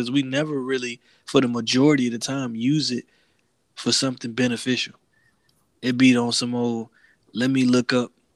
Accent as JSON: {"language": "English", "region": "the South", "country": "United States", "moved": "yes", "said": "as a Southerner"}